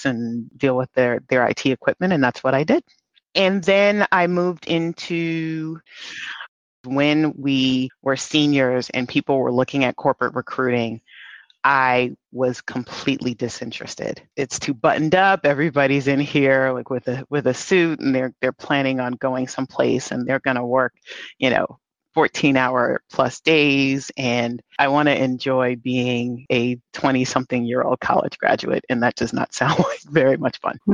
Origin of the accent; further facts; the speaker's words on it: New York, United States; I'm a New Yorker, I am a woman of color